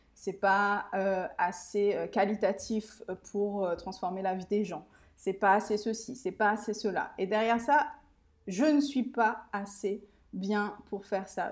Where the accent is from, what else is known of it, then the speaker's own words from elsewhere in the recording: Réunion; also born or lived in Mauritius; j'habite, euh, et je suis originaire de l'île de la Réunion